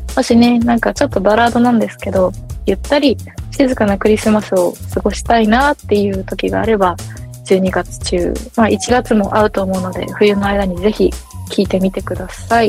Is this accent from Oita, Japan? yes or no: no; Sapporo, Hokkaido, Japan; moved away; 地元札幌